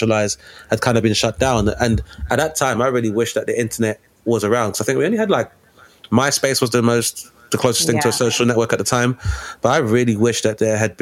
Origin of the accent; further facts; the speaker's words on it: London, United Kingdom; I'm from Lewisham Borough in Southeast London